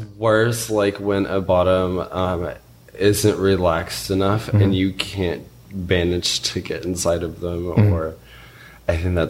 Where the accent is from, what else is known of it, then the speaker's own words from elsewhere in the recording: Chattanooga, Tennessee, United States; I'm from Chattanooga.